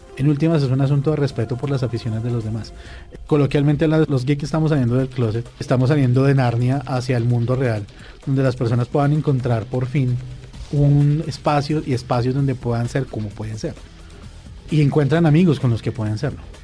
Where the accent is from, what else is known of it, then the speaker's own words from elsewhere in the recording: Colombia; como colombianos